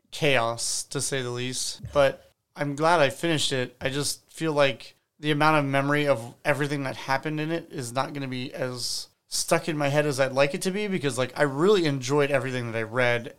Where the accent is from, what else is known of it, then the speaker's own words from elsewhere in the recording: United States; as an American